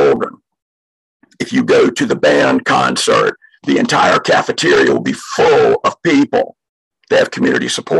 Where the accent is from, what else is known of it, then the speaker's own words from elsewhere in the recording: outside of Savannah, Georgia, United States; moved away as an adult; now in Gwinnett County, Georgia, United States; In my hometown, outside of Savannah